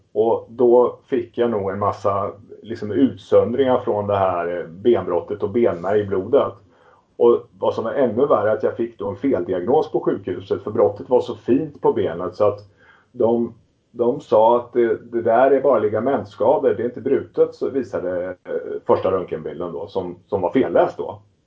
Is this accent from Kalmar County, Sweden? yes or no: yes; Västervik, Kalmar County, Sweden; now in Stockholm, Sweden; jag är ursprungligen uppvuxen i Småland, en liten stad som heter Västervik på ostkusten